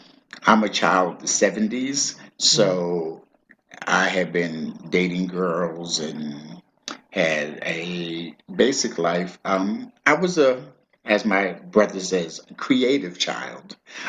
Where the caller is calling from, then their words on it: Harlem, New York, United States; I'm logging in from Harlem, New York.